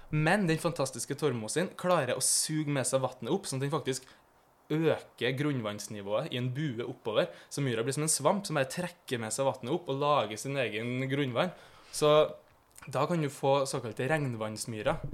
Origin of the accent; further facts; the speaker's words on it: Trøndelag, Norway; moved away; also born or lived in Eastern Norway; Jeg er jo fra Trøndelag, der jeg er vant til litt mer fjell og over skoggrensa